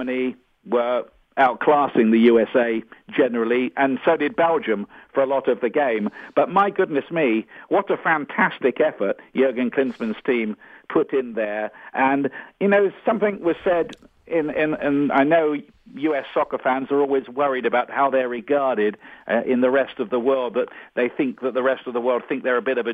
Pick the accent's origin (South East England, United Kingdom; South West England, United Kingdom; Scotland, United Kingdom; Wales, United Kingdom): South East England, United Kingdom; Portsmouth; my hometown of Portsmouth on the south coast of England